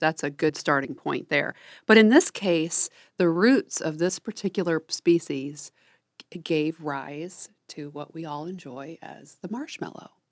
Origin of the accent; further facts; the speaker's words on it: Midwest, United States; I'm from the Midwest